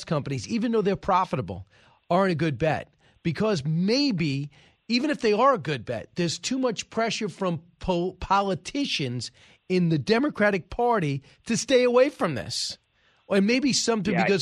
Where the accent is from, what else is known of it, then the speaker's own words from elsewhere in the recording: New York City, New York, United States; a New Yorker without an oil and gas background